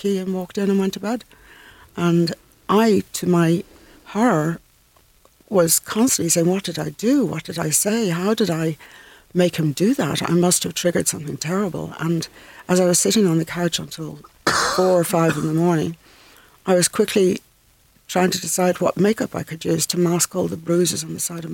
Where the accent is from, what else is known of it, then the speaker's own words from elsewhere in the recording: Dublin, Leinster, Ireland; moved away as an adult; also born or lived in Scotland / London; I come from North Dublin